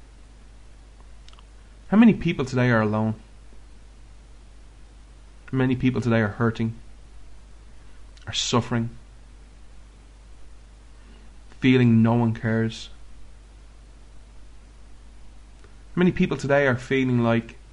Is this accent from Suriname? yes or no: no; Ireland; I'm Irish.